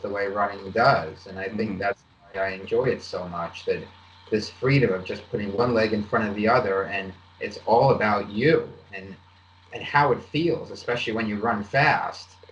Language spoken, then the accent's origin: English; East Coast, United States; I grew up on the East Coast.